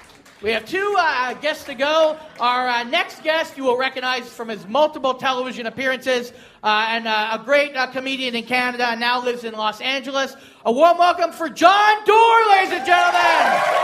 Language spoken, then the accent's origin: English; Australia; Fucking, I'm Australian too. I got a didgeridoo.